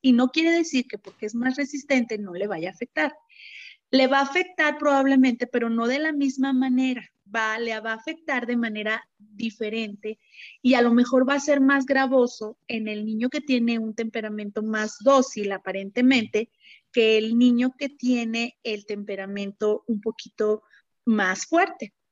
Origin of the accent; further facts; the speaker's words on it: Fresnillo, Zacatecas, Mexico; moved away; also born or lived in Monterrey; después me mudo a mi tierra natal, que es este Fresnillo, Zacatecas. Actualmente este, eh, vivo aquí